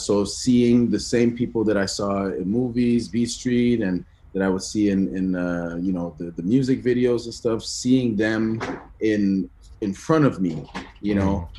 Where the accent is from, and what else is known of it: Ottawa, Ontario, Canada; born or raised there; also born or lived in Benin